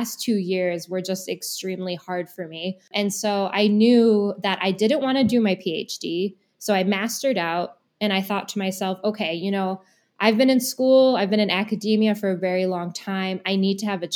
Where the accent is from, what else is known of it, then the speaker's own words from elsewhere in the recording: Madison, Wisconsin, United States; moved away; I'm originally from Madison and I moved back here over the summer.